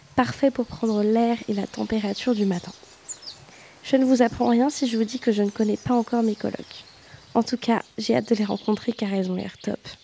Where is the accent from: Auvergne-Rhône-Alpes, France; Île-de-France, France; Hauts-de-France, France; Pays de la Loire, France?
Pays de la Loire, France; Le Mans; moved away as an adult; now in Rennes, France; je suis originaire du Mans, une ville magnifique où les rillettes et les 24 heures sont des fiertés nationales.